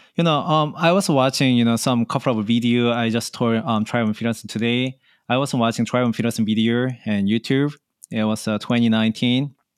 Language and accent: English; Seoul, South Korea; moved away as an adult; now in New York, United States; I grow up in Seoul